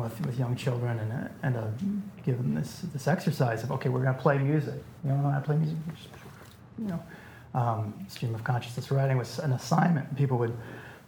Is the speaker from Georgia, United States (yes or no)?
no; Iowa City, Iowa, United States; I was raised in Iowa City. It's a small liberal arts college town in the Midwest